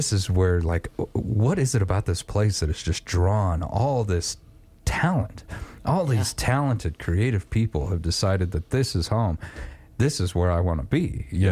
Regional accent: Wyoming, United States; as a kid, I grew up in Wyoming

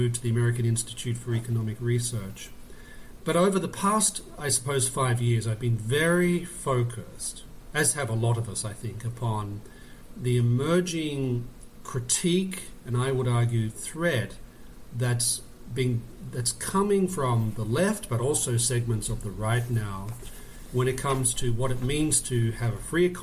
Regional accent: Australia; moved away as an adult; also born or lived in Oxford; now in United States; I'm actually Australian by birth, and I grew up in Australia.

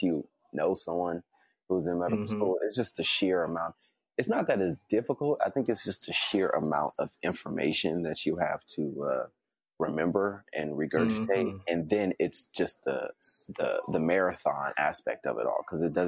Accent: Berkeley, California, United States; being from the Bay Area, that's where I'm from Berkeley

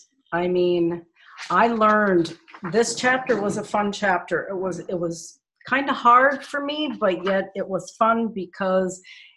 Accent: Nashua, New Hampshire, United States; moved away as an adult; also born or lived in Minnesota; I'm originally from Nashua, New Hampshire. I moved to Minnesota in 1971. And I have some family in Arizona.

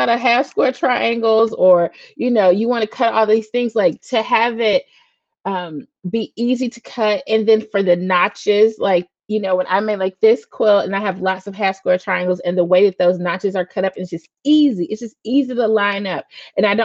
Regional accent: Huntsville, Alabama, United States; He went to school in my hometown in Alabama, A&M

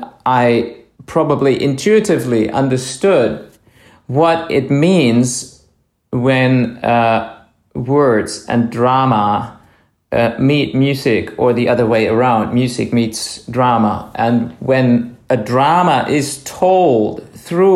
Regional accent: Speyer, Rhineland-Palatinate, Germany; I was born and I grew up in a town called Speyer, and this is right at the river Rhine.

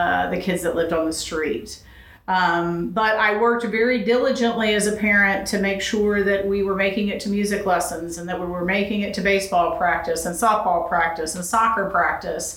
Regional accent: Huntsville, Alabama, United States; moved away as an adult; also born or lived in Los Angeles, California; I grew up in Alabama, in Huntsville, Alabama

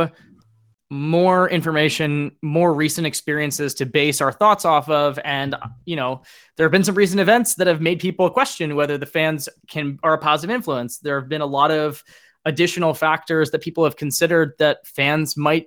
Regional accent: United States; as an American fan that pretty much exclusively watches European soccer

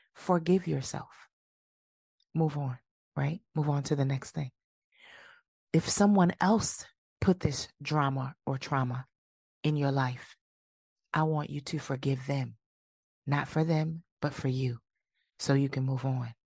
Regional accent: Milwaukee, Wisconsin, United States; moved away; my hometown of Milwaukee, Wisconsin

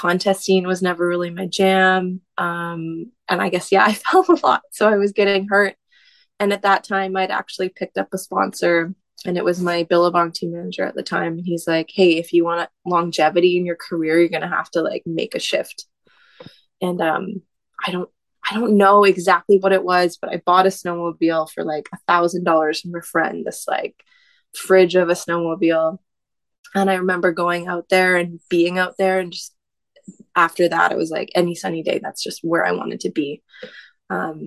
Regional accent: Tsawwassen, British Columbia, Canada; I grew up in Tawasin. That's just outside of Vancouver, where you take the ferry to go to the island

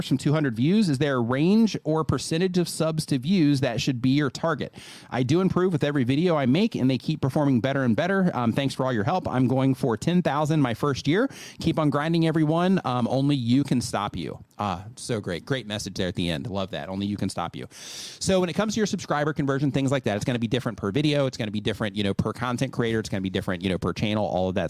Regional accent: United States; moved away as an adult; now in Mexico; we grew up in the States, everything's built out of wood.

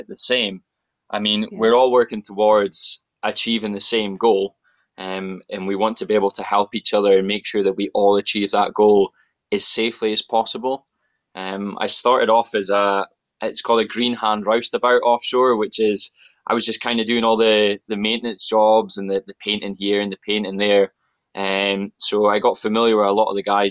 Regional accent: Aberdeen, Scotland, United Kingdom; I am born and raised in Aberdeen, northeast of Scotland

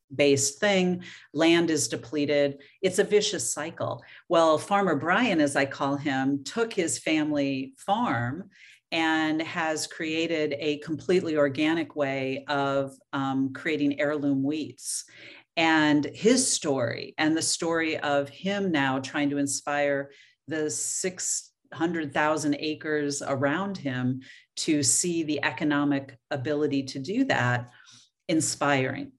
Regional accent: Oregon, United States; moved away; I was born and raised in Oregon

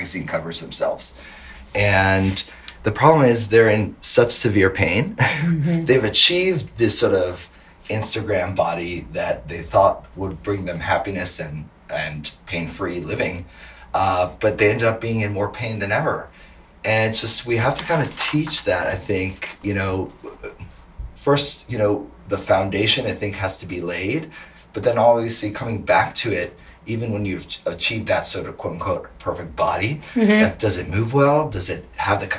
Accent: Maryland, United States; moved away as an adult; now in Washington, D.C., United States; I grew up in Maryland, basically on the border

